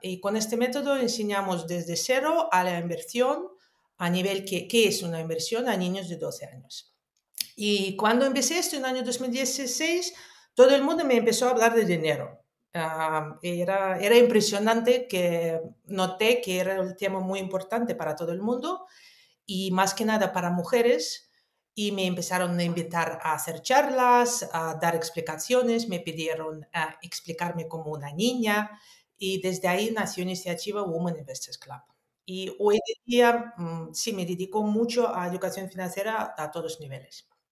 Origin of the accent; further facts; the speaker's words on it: Moscow, Russia; also born or lived in Netherlands; now in Spain; yo nací en Unión Soviética, en Moscú. Ah, después viví en muchísimos años, estudié, viví en Holanda y en España vivo desde el año 2010.